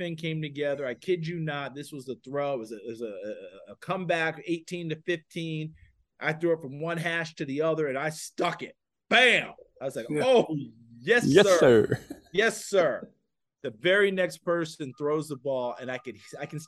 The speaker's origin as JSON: {"language": "English", "town": "New Paltz", "region": "New York", "country": "United States", "accent": "New York", "said": "from New Paltz, New York. He heard me talk with my New York accent."}